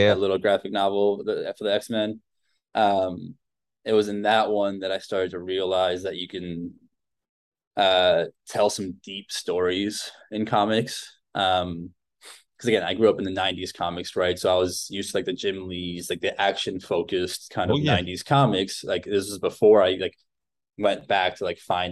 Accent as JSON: {"language": "English", "country": "Argentina", "tie": "born or raised there", "moved": "yes", "said": "I grew up in Argentina"}